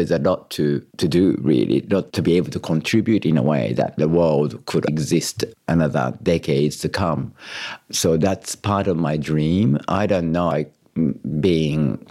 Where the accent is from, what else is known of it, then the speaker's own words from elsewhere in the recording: Kyoto, Japan; English is a second language; moved away as an adult; also born or lived in Surry Hills, Australia / Marrickville, Australia; now in Sydney, Australia; growing up in Kyoto